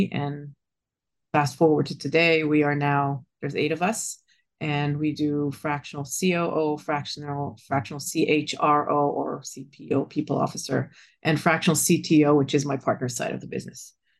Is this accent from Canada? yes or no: no; Israel; moved away as an adult; now in United States; I was born and raised in Israel and been in tech for about 7 to 10 years before I moved to the States. That was 25 years ago.